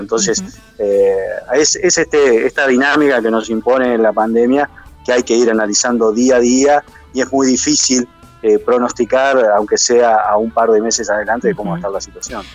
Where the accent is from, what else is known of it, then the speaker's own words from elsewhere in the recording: Gualeguaychú, Entre Ríos, Argentina; como gualeguaychuense